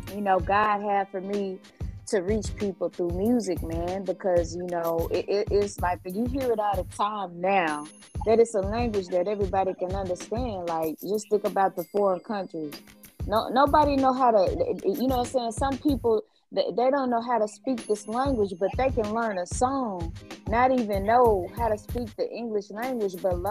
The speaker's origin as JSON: {"language": "English", "town": "Jacksonville", "region": "Arkansas", "country": "United States", "tie": "born or raised there", "also_born_or_lived": "Little Rock, Arkansas", "said": "I was raised most of my life in Jacksonville, Arkansas"}